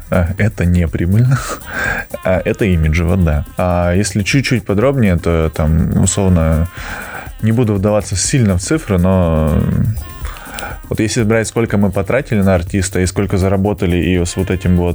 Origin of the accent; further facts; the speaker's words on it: Georgia; now in Russia; Я, э, я сам по национальности не русский, я грузин.